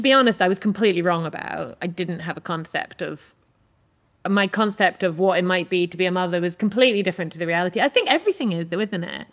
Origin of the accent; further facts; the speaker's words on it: Edinburgh, Scotland, United Kingdom; I grew up in Edinburgh, and we're a Jewish family